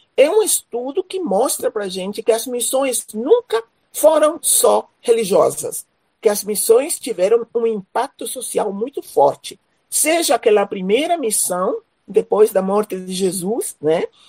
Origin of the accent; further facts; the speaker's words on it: Paraguay; moved away as an adult; also born or lived in Recife, Brazil / Rio de Janeiro, Brazil / São Leopoldo, Brazil / Dourados, Mato Grosso do Sul, Brazil; now in Mato Grosso do Sul, Brazil; moro em Mato Grosso do Sul, sou nascida no Paraguai, vim para o Brasil para estudar